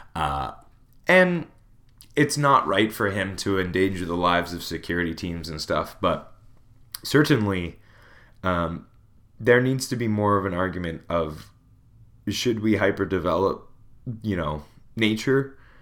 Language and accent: English; Smithers, British Columbia, Canada; I'm from a ski town, Smithers